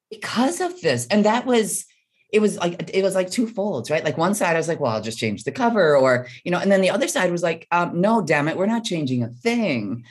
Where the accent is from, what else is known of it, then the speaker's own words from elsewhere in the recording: Midwest, United States; I was born and raised in the Midwest